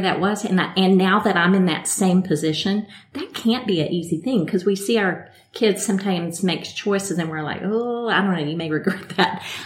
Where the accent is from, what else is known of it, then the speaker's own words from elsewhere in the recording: Midland, Texas, United States; moved away as an adult; now in Pensacola, United States; I'm originally from West Texas, Midland, Texas